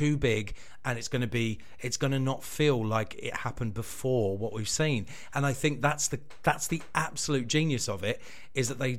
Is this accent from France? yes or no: no; United Kingdom; We're British.